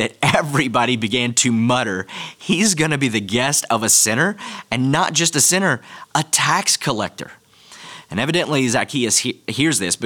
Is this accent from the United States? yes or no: yes; United States; as an American